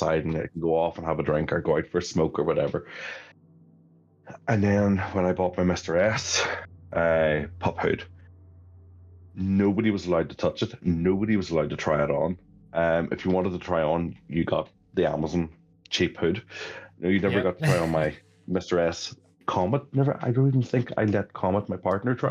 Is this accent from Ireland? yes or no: yes; Ireland; moved away as an adult; also born or lived in London